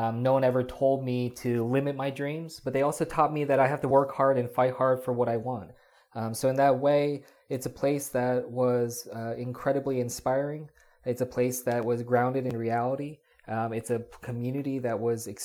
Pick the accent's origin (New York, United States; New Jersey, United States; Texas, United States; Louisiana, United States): New Jersey, United States; I grew up in South Jersey ever since I was in kindergarten.